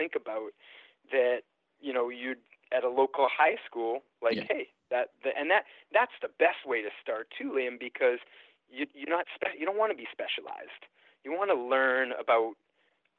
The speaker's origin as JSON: {"language": "English", "town": "Boston", "region": "Massachusetts", "country": "United States", "tie": "born or raised there", "said": "Growing up in Boston in the 80s"}